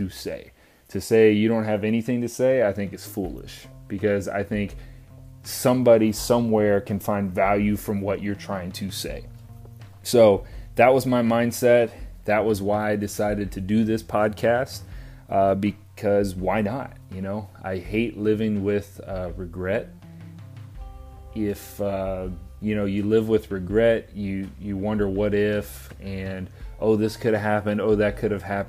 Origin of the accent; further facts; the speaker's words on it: Pensacola, Florida, United States; I grew up in Pensacola, Florida. Went to high school there